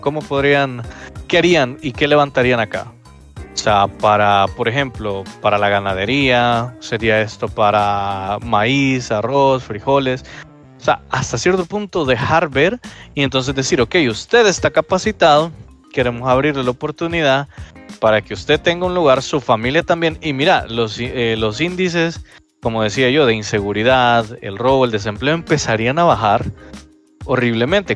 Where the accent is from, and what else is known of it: El Salvador